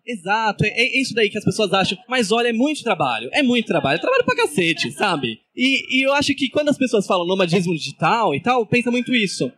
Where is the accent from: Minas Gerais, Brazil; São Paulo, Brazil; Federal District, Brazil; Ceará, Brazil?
São Paulo, Brazil; moved away; eu sou de São Paulo